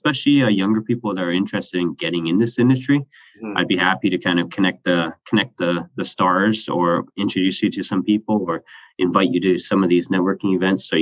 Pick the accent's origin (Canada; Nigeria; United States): Canada; I'm Canadian